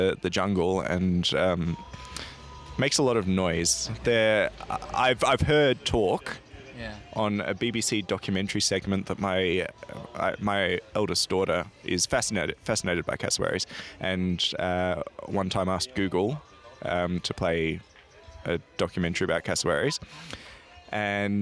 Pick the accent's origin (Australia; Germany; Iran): Australia; I'm an Australian